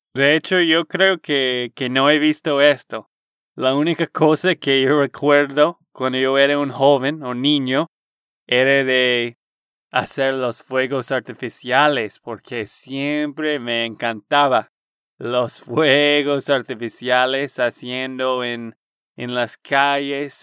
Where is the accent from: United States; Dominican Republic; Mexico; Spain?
United States; Texas; de Texas, Estados Unidos